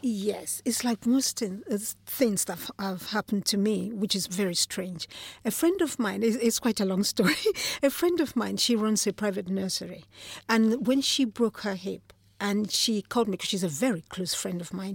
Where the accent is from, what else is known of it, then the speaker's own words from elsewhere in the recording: Nigeria; moved away as an adult; now in London, United Kingdom; Nigeria, yes. I was born in Nigeria